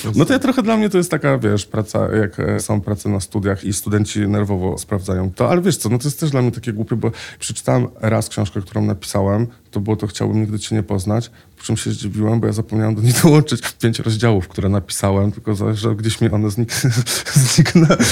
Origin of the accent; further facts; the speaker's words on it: Łódź, Łódź Voivodeship, Poland; now in Warsaw, Poland; Ja jestem akurat z Łodzi